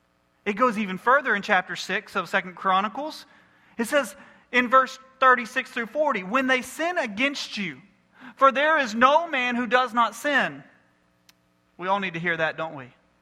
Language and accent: English; United States; I'm a Christian before I'm an American.